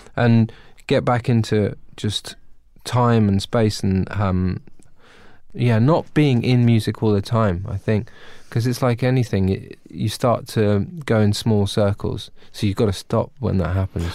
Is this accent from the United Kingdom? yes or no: yes; United Kingdom; I'm British